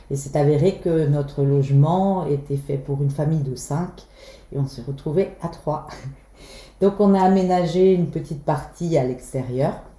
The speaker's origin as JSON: {"language": "French", "town": "Belle-Île-en-Mer", "region": "Brittany", "country": "France", "tie": "born or raised there", "said": "Je suis née à Belle-Île, à l'époque on avait une maternité euh, j'ai toujours vécu ici."}